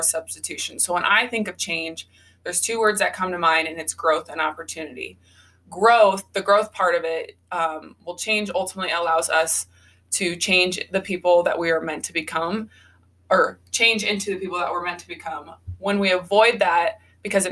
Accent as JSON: {"language": "English", "region": "Iowa", "country": "United States", "tie": "born or raised there", "said": "I was born and raised in Iowa. So I just like, okay, I'll stay in Iowa"}